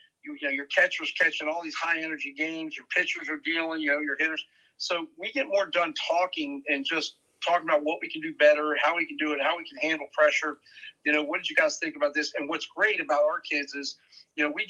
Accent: Vienna, Virginia, United States; I grew up in Vienna. I lived on Nutley Street my whole life, 2 minutes from Madison High School

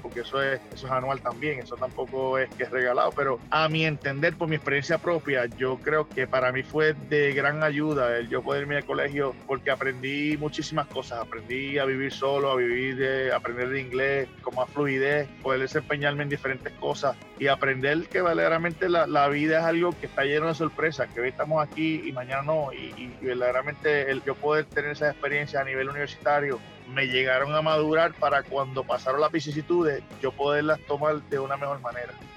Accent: Puerto Rico; born or raised there; moved away

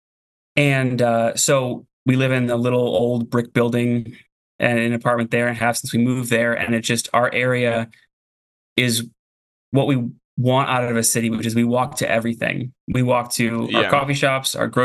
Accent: Florida, United States; moved away as an adult; also born or lived in Buffalo, New York; now in Portland, United States; I was born in Buffalo and then went to high school in Florida. My family moved there

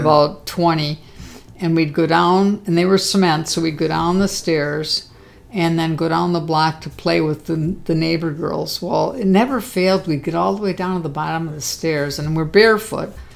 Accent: Milwaukee, Wisconsin, United States; also born or lived in Missouri; when we moved back from Missouri to Milwaukee, um, we stayed at my grandparents' house

